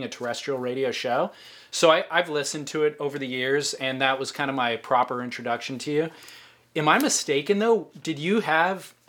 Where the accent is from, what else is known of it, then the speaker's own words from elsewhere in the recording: Orange County, California, United States; I am 32, and I grew up surfing in Orange County.